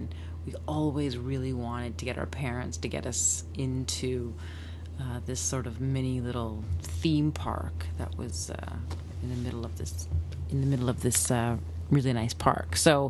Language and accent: English; Thunder Bay, Ontario, Canada; born there; I was born in Thunder Bay.